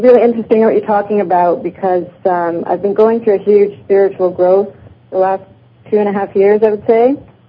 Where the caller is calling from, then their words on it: Burlington, Ontario, Canada; I'm calling from Burlington, Ontario.